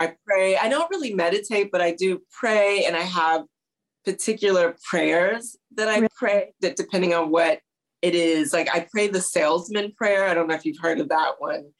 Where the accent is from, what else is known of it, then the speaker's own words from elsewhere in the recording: St. Louis, Missouri, United States; also born or lived in Houston, Texas; now in New York City, United States; we my dad was transferred to St. Louis